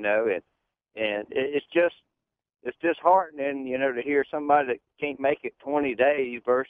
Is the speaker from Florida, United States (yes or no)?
yes; Jackson County, Florida, United States; I'm from Jackson County, Florida, where the Hurricane Michael just come through. We lost our cotton crop this year and half of it, Hurricane Irma last year.